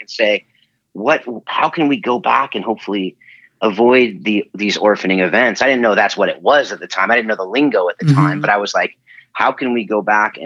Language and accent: English; Southern California, United States; moved away as an adult; also born or lived in Hawaii / Georgia / Nashville; now in Northern California, United States; I'm born and raised on Southern Cal. And now I'm up in Northern California